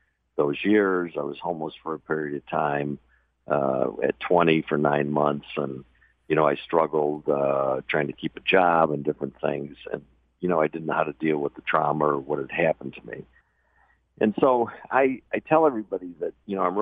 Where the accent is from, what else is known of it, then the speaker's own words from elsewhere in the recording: Michigan, United States; moved away; I grew up in Michigan, pretty normal family